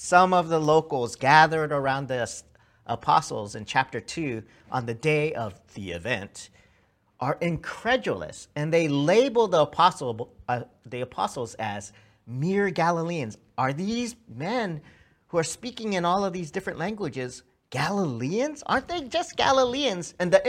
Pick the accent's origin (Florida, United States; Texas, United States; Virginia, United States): Texas, United States; Irving; also born or lived in Hawaii / Samoa / California; growing up as a second-generation Korean-American, I was born in Hawaii. We moved to Samoa and to California. My elementary years were actually spent in Irving, Dallas, Texas.